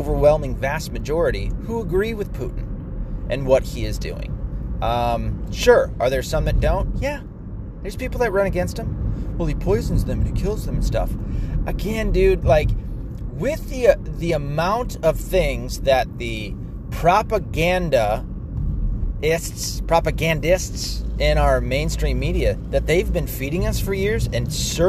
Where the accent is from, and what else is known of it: United States